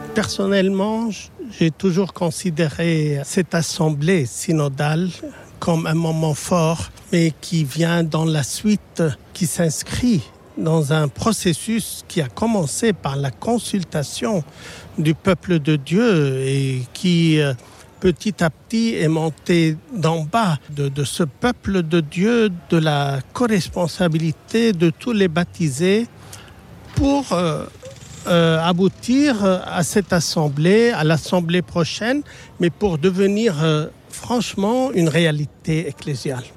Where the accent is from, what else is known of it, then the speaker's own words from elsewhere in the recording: Lebanon; je suis libanais